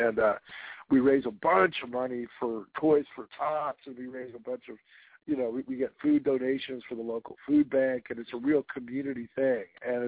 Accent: East Coast, United States; also born or lived in Washington State; now in Washington, United States; I'm from the East Coast

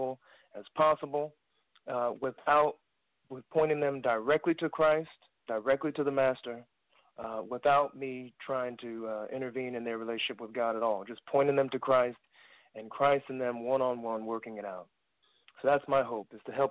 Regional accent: Poughkeepsie, New York, United States; I'm originally from Poughkeepsie, New York

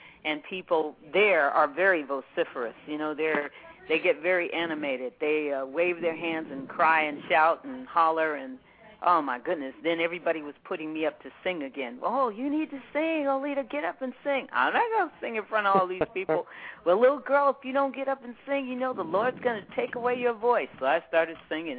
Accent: Seattle, Washington, United States; also born or lived in Yakima, Washington; I was born and raised in Washington State. I was born in Seattle

